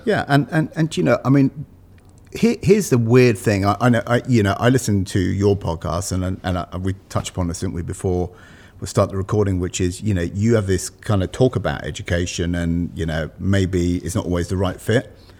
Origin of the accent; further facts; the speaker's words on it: United Kingdom; moved away as an adult; also born or lived in London; now in Malvern, United Kingdom; I was born just outside London